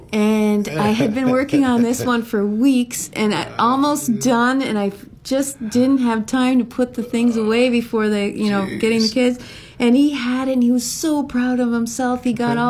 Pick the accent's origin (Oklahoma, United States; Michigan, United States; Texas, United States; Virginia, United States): Michigan, United States; Upper Peninsula of; moved away as an adult; also born or lived in Rochester, New York; now in Maui, United States; I grew up in the Upper Peninsula of Michigan, surrounded by the Great Lakes